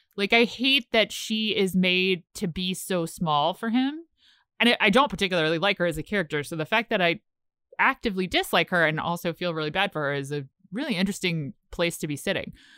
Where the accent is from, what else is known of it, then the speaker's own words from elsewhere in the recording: Richmond, Virginia, United States; moved away; I'm from Richmond, Virginia